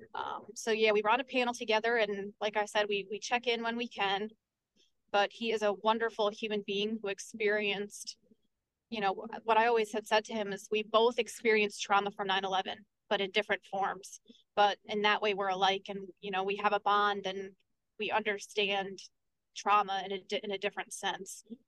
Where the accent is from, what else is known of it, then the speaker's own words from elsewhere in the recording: Port Jervis, New York, United States; I am on council in the city of Port Jervis, and that's my hometown.